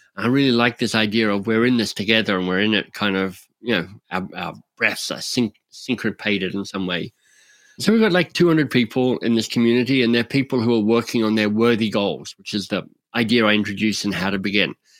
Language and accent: English; Australia; now in Canada; I'm an Australian living in Canada